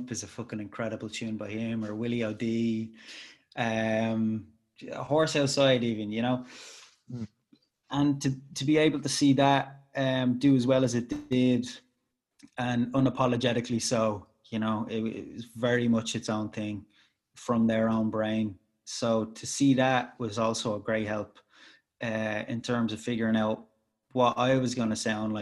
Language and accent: English; Ireland; I'm Irish and I make tunes